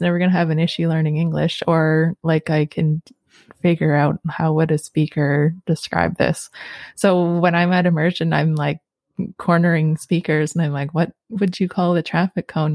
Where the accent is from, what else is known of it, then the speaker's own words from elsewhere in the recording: Sudbury, Ontario, Canada; now in Rama, Canada; me growing up in Sudbury